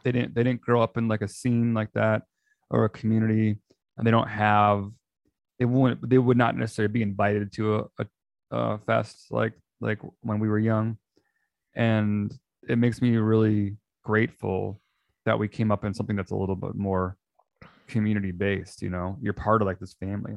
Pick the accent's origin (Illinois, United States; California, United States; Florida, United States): Illinois, United States; outside of Chicago; I grew up outside of Chicago